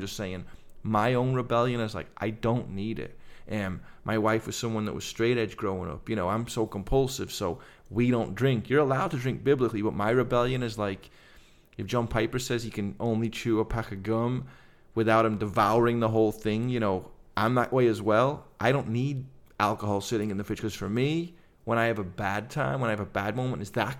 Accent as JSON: {"language": "English", "region": "England", "country": "United Kingdom", "said": "So coming to faith as a guy from England, growing up on the …, …, music"}